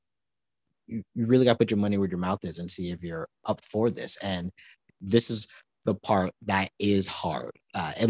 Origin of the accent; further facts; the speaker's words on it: Palmdale, California, United States; now in Los Angeles, United States; my hometown is Palmdale, California, it's up north